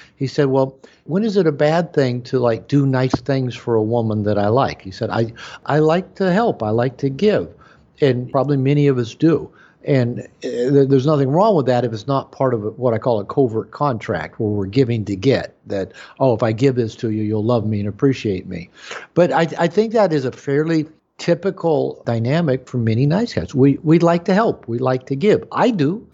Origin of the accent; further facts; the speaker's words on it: United States; as an American, as a white American male, you know, growing up in that culture